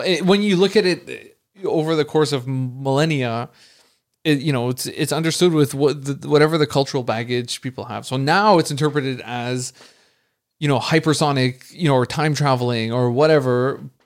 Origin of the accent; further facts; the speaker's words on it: Montreal, Quebec, Canada; I'm from Montreal